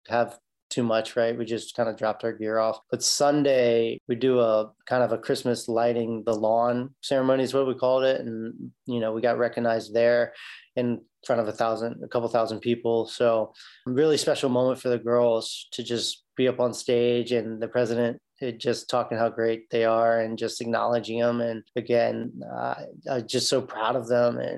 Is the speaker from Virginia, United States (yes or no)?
yes; Newport News, Virginia, United States; I basically have lived my whole life in Newport News, Virginia. Went away for four years in college. I went to Methodist University down in Fayetteville, North Carolina, and then played there, played four years there, graduated with an accounting degree, came back to Newport News